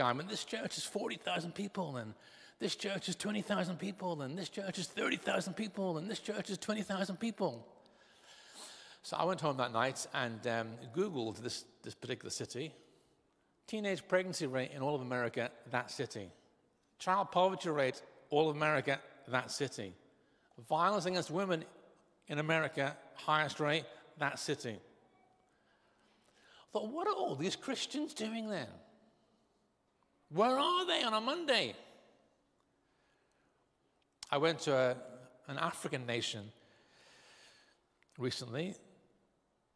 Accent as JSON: {"language": "English", "region": "Northern Ireland", "country": "United Kingdom", "tie": "born or raised there", "said": "I was brought up in Northern Ireland."}